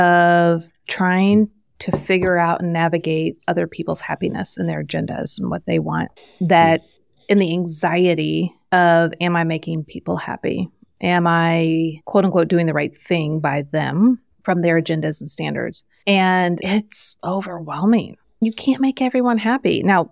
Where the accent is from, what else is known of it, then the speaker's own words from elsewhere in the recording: Midwest, United States; I'm from the Midwest, so I say soda or pop.